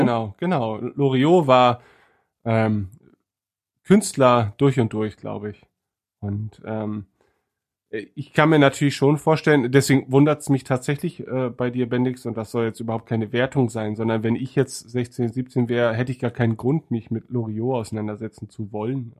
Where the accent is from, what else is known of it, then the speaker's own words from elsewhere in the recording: East Frisia, Lower Saxony, Germany; ich als Ostfriese